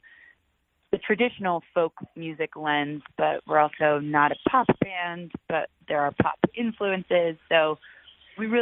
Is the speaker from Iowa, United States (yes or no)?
no; Aurora, Colorado, United States; also born or lived in Telluride, Colorado; I am originally from Aurora, Colorado, right outside of Denver.